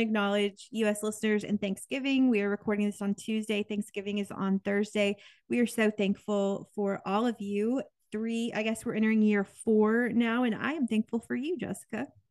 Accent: Kansas, United States; I grew up in Kansas

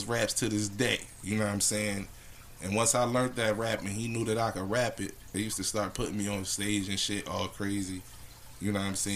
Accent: Philadelphia, Pennsylvania, United States; moved away; when I went back to Philly.

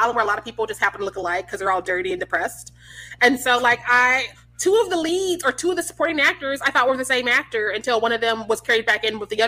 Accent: Missouri, United States; I'm from Missouri.

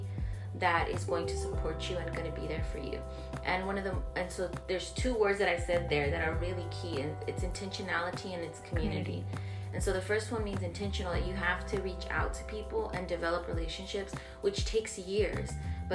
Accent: Laredo, Texas, United States; also born or lived in San Antonio, Texas; I was actually born in San Antonio, but I'm from Laredo, from colonias on both sides. So I was raised in Nuevo Laredo and then mainly in Laredo.

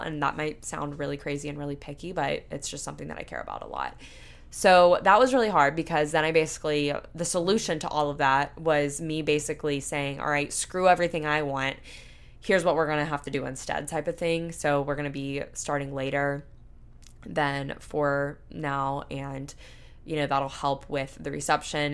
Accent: Panama City, Florida, United States; moved away; my hometown in a way, because our downtown area in Panama City, where I'm from, Panama City, Panama City Beach

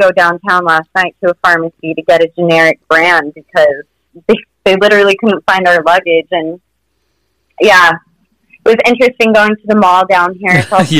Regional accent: Utah, United States; We're from Utah, and so now I'm Utah around here for people.

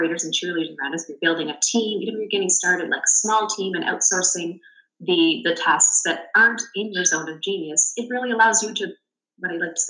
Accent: Canada; being Canadian

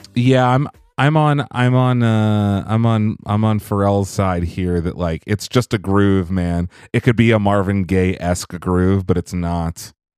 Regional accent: Canada; I'm Canadian

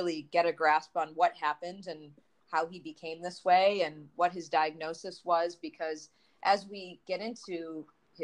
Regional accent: Detroit, Michigan, United States; I grew up in the Midwest

